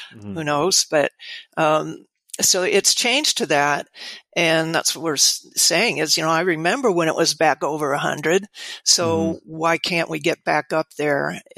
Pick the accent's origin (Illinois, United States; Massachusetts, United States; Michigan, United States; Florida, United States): Florida, United States; moved away as an adult; now in Oregon, United States; and of course I'm from Florida, and I was there during the multiple use.